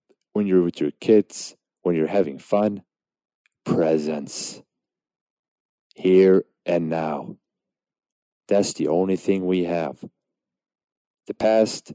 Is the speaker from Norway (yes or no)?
yes; Norway; Now, obviously, I was born in Norway, but my parents came to Norway as refugees.